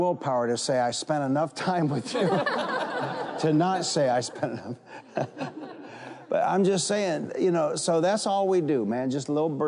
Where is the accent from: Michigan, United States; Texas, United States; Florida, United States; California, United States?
Michigan, United States; Detroit; I'm from Detroit, and I grew up fighting